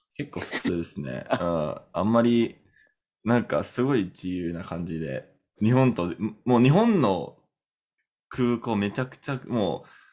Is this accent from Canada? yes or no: yes; Canada; Japanese is a second language; カナダ人だから